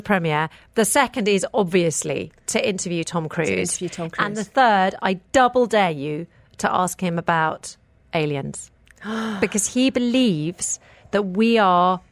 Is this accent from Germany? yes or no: no; United Kingdom; moved away as an adult; now in United Arab Emirates; I grew up in the United Kingdom